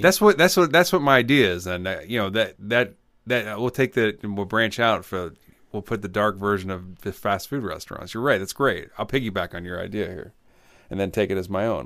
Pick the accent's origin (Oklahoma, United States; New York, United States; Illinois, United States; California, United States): Illinois, United States; Champaign; I grew up in Champaign, Illinois